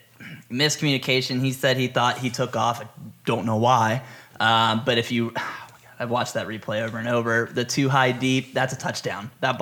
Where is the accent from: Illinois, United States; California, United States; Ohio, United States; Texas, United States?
Ohio, United States; Logan; born or raised there